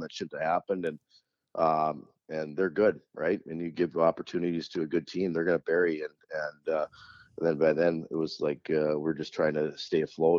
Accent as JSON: {"language": "English", "town": "Thief River Falls", "region": "Minnesota", "country": "United States", "tie": "born or raised there", "lives_now": "Grand Rapids, United States", "said": "I grew up in Thief River Falls"}